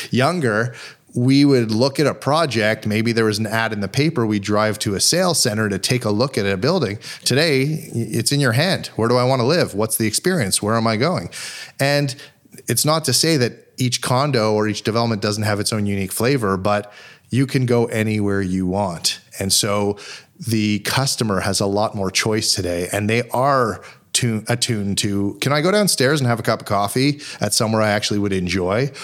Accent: Montreal, Quebec, Canada; moved away as an adult; now in Toronto, Canada; growing up in Montreal, truly fortunate to, to grow up in a city that was so small

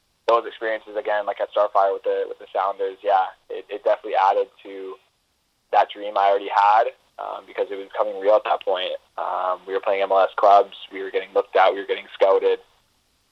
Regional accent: British Columbia, Canada; being Canadian

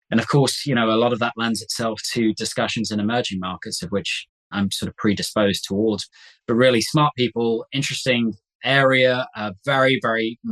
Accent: Coventry, West Midlands, United Kingdom; My hometown is a place called Coventry in England

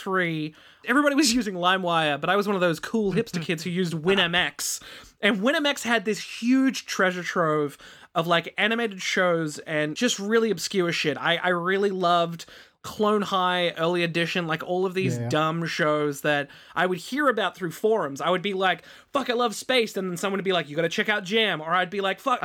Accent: Sydney, New South Wales, Australia; I'm from Sydney.

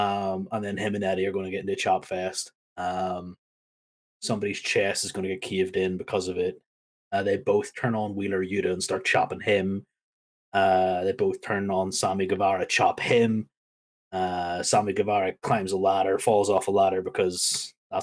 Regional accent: United Kingdom; my home country

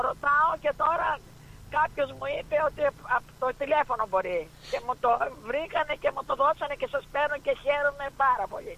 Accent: Greece; moved away as an adult; now in Melbourne, Australia; εγώ ήρθα από την Ελλάδα.

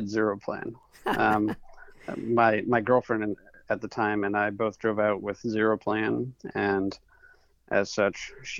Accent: Madison, Connecticut, United States; moved away as an adult; So I grew up in Madison, Connecticut, and I'm back here now

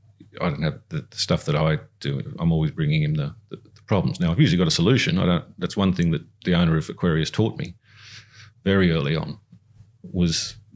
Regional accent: Singapore; it's the part of the growing up in Singapore, learn the Chinese culture

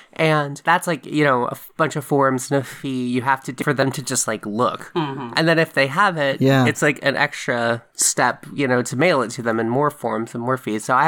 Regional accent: Frankfurt, Hesse, Germany; born there; I just said I was born in Frankfurt, Germany, and I didn't have a passport.

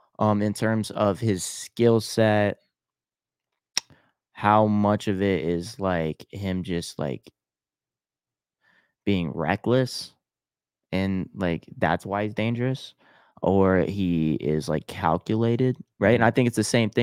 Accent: Pittsburgh, Pennsylvania, United States; born there; Yeah, I was born in Pittsburgh.

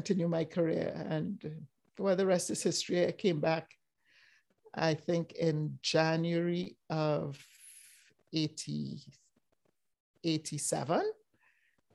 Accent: Trinidad & Tobago; moved away as an adult; now in United States; I grew up in Trinidad and Tobago, did my primary school, high school, and undergrad university in the Caribbean, where I grew up

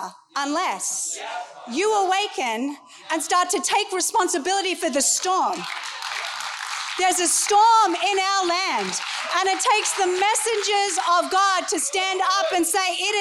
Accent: United States; I'm an American

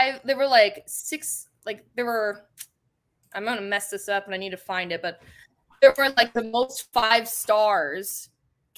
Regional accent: Texas, United States; also born or lived in Midwest; now in Louisiana, United States; I'm from Texas, and even Louisiana is a culture shock for me

